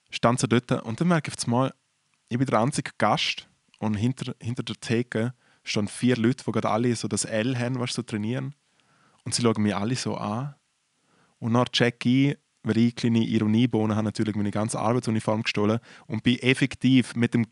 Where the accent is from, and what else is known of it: Liechtenstein; born or raised there